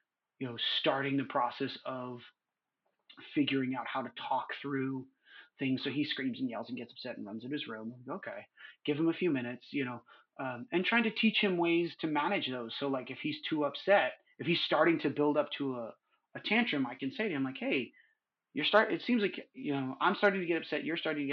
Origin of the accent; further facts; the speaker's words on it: New York, United States; moved away as an adult; also born or lived in California; now in Southern California, United States; I grew up in New York